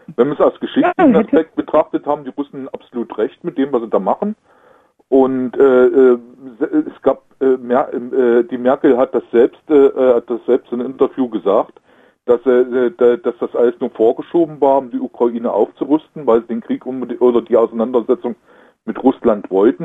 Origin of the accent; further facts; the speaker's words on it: Germany; wir als Deutsche